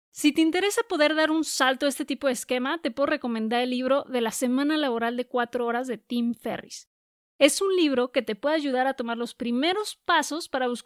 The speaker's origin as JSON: {"language": "Spanish", "town": "Guadalajara", "region": "Jalisco", "country": "Mexico", "said": "que queda como a cuatro horas y media de Guadalajara, que es de donde soy"}